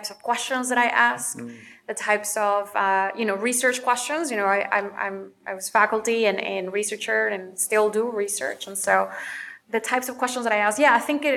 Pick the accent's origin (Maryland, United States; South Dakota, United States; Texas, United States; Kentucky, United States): Texas, United States; McAllen; moved away as an adult; also born or lived in North Carolina; now in Chicago, United States; I was born in McAllen, Texas